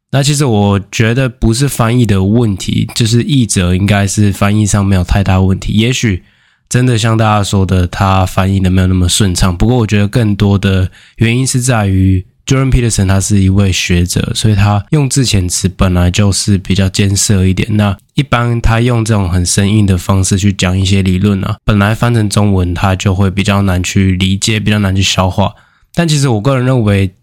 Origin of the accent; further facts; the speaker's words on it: Taiwan; 我们台湾人